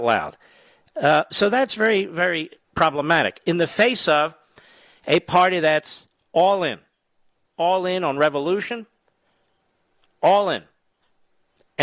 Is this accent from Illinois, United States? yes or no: no; Philadelphia, Pennsylvania, United States; Philadelphia, Pennsylvania, the great WPHT. My hometown